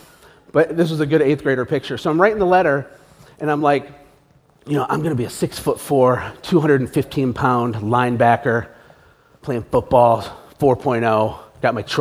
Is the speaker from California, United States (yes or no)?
no; Flint, Michigan, United States; I was born in Flint, Michigan.